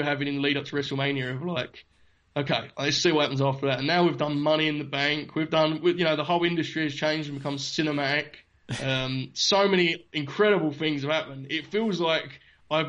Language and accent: English; United Kingdom; As a Brit